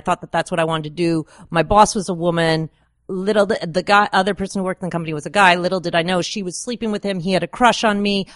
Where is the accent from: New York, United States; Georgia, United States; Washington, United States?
New York, United States; Woodstock; I'm really from Woodstock